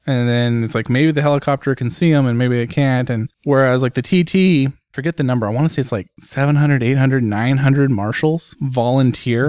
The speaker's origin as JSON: {"language": "English", "country": "United States", "said": "me as an American sitting here in the U S"}